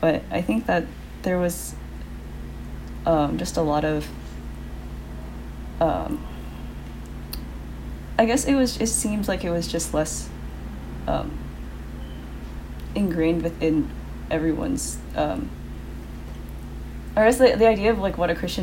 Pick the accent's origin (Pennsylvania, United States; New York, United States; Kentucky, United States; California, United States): California, United States; Southern; moved away as an adult; also born or lived in Washington; now in Los Angeles, United States; I grew up in Southern California, but not, like, in the city at all.